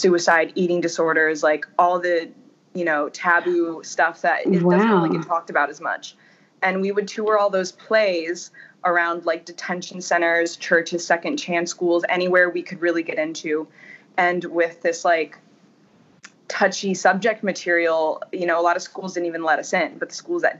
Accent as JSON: {"language": "English", "country": "United States", "tie": "born or raised there", "also_born_or_lived": "Ohio / Florida", "moved": "as an adult", "lives_now": "Los Angeles, United States", "said": "I grew up in Ohio and in Florida about half time in each place."}